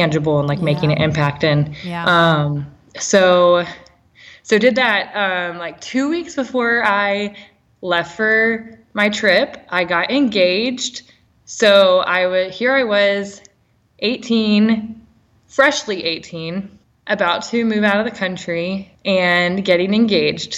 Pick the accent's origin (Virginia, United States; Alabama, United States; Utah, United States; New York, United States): Virginia, United States; Roanoke; moved away as an adult; now in Baton Rouge, United States; we both grew up in Virginia.